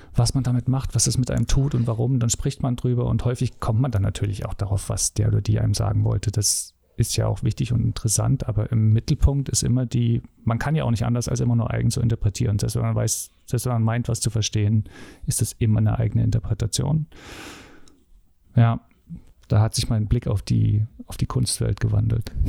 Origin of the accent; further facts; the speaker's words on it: Dresden, Saxony, Germany; da ich im Osten aufgewachsen bin